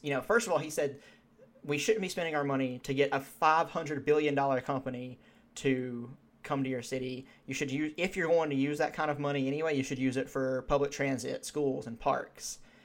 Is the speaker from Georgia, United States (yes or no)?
yes; Georgia, United States; we're from Georgia, we've been to Atlanta.